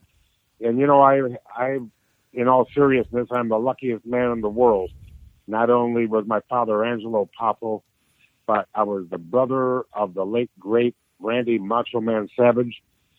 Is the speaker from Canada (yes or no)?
yes; Calgary, Alberta, Canada; now in United States; I was born December 28th, 1954 in Calgary, Alberta, Canada. And now I'm a Canadian-born American citizen